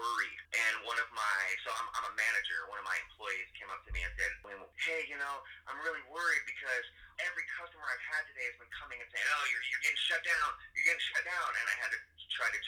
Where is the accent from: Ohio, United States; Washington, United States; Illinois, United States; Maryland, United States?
Washington, United States; Tacoma; I'm a Tacoma native, born and raised in Tacoma